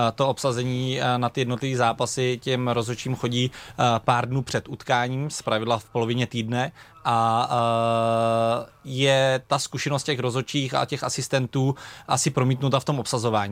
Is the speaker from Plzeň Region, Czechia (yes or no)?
yes; Plzeň Region, Czechia; u nás na Plzni na jihu, eh, kde jsem začínal